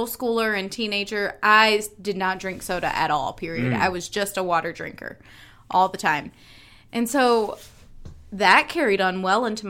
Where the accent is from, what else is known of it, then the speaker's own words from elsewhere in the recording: Southeast, United States; growing up in the Southeast